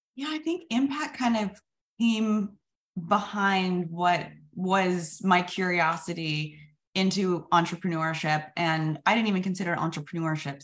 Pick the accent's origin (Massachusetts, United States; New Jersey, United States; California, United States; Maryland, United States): California, United States; Sacramento; I'm a dropout from Sacramento